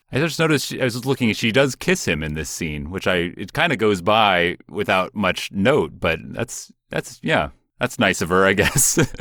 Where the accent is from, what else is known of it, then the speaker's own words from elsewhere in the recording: Seattle, Washington, United States; where I grew up in Seattle